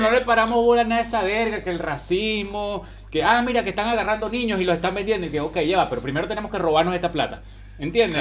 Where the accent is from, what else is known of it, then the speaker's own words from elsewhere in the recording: Venezuela; now in Chile; cuando éramos niños en Venezuela, que evidentemente todos crecimos allá